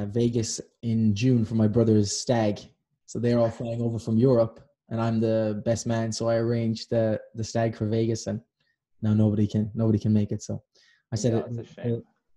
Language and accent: English; Ireland; now in Vancouver, Canada; I'm Irish